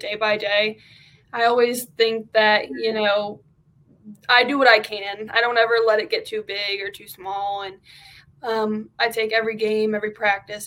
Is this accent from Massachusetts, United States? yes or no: no; Chesapeake City, Maryland, United States; moved away as an adult; now in Auburn, United States; I am from Chesapeake City, Maryland.